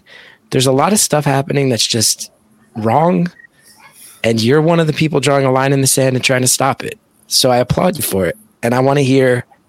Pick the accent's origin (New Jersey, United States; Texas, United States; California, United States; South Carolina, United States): New Jersey, United States; West Orange; I grew up in West Orange. My father went to high school in Newark. Three of my grandparents lived in Newark. One of them immigrated to Newark.